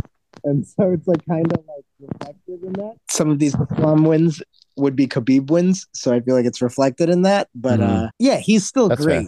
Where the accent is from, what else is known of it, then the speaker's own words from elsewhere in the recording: United States; as an American